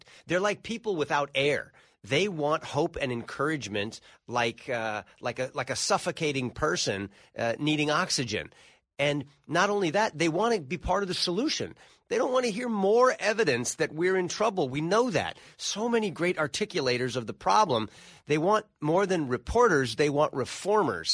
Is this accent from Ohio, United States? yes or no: no; California, United States; I come from California, the land of loose